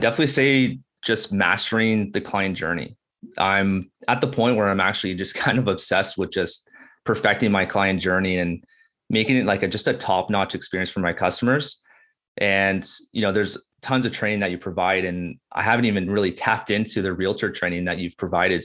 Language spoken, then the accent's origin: English; Burlington, Ontario, Canada; now in Beamsville, Canada; I'm born and raised in Burlington, Ontario